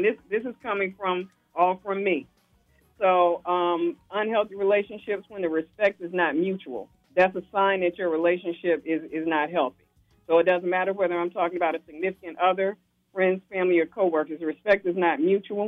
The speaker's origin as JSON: {"language": "English", "region": "Alabama", "country": "United States", "said": "I'm from Alabama"}